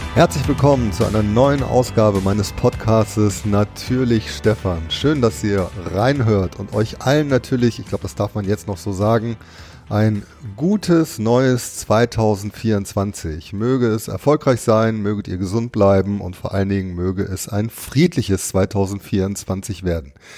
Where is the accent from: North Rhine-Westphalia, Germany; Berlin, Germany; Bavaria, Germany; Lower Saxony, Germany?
North Rhine-Westphalia, Germany; Duisburg; obwohl ich in Duisburg geboren bin